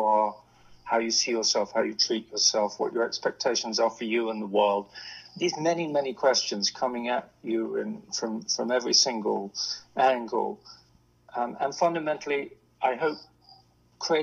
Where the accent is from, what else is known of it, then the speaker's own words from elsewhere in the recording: Hong Kong; now in London, United Kingdom; I grew up in the East, grew up in Hong Kong.